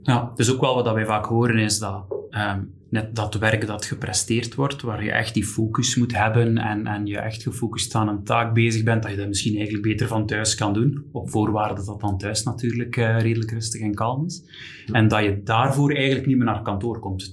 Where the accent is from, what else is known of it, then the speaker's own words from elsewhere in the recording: Belgium; als Belgen